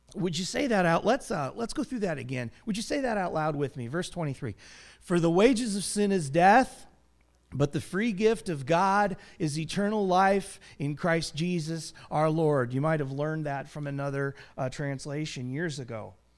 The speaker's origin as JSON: {"language": "English", "country": "United States", "said": "our history as American citizens"}